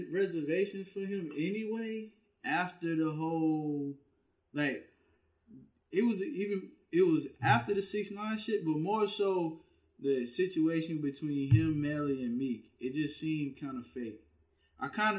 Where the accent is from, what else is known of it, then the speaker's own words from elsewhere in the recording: Louisiana, United States; people that I grew up with in Louisiana